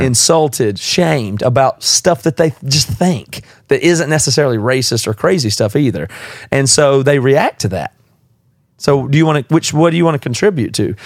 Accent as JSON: {"language": "English", "region": "the South", "country": "United States", "also_born_or_lived": "South Carolina", "moved": "yes", "said": "I'm from the South"}